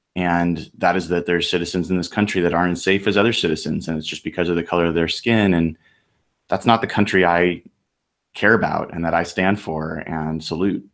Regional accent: United States; I'm an American

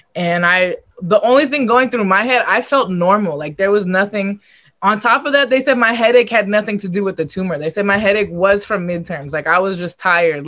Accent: Los Angeles, California, United States; it was in my hometown

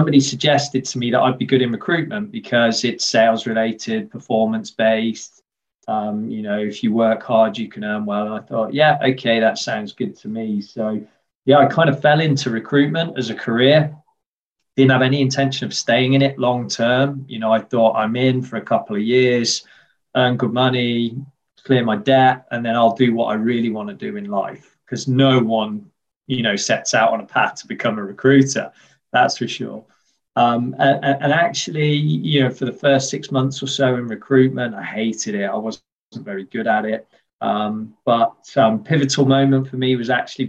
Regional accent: West Midlands, United Kingdom; also born or lived in Worcester / Birmingham; I grew up here in the Midlands, the industrial heartlands of the UK.

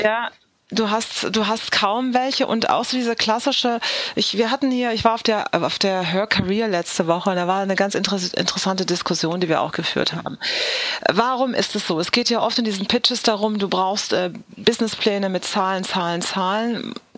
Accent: Southern Germany, Germany; ich bin in Süddeutschland aufgewachsen

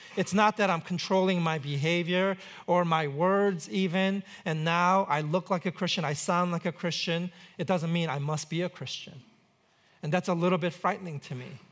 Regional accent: New York City, New York, United States; grew up in New York City

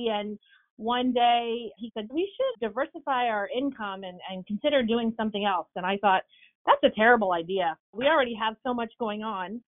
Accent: New Jersey, United States; now in Tennessee, United States; I'm a New Jersey girl currently living in Tennessee.

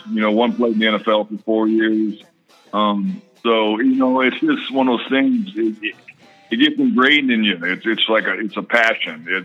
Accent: Oakland, California, United States; I was born in Oakland. My dad just re, just retired from the Raiders.

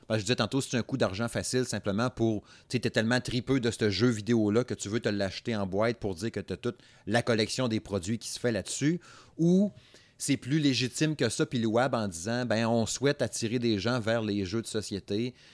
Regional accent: Saguenay, Quebec, Canada; moi, je suis du Saguenay. C'est pas pareil. Fait que moi, moi, mon accent a toujours eu de la misère.

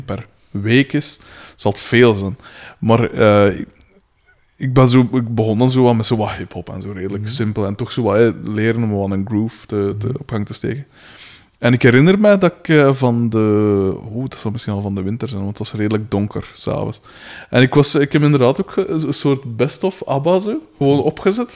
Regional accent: Aalst, Flanders, Belgium; ik kom van Katten van Aalsten

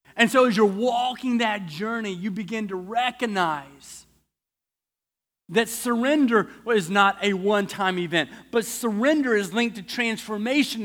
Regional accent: the South, United States; I'm from the South.

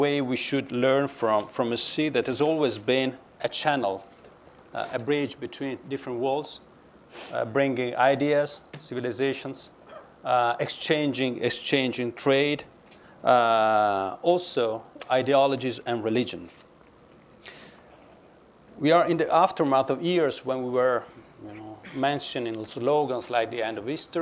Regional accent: Venice, Veneto, Italy; I was born in Venice

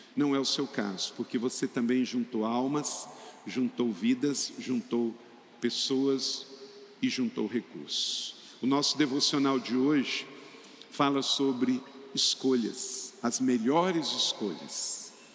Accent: Macaé, Rio de Janeiro, Brazil; Eu nasci lá pertinho, em Macaé

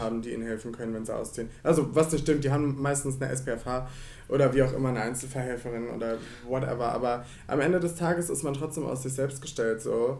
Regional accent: Rhineland-Palatinate, Germany; now in Cologne, Germany; Also ich komme ja eigentlich aus Rheinland-Pfalz.

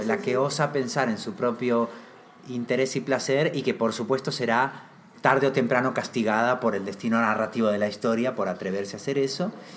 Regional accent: Argentina

